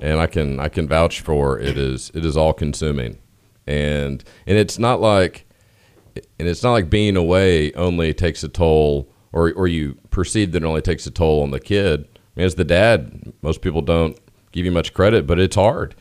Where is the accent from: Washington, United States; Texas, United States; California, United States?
Texas, United States; Austin; I'm from Austin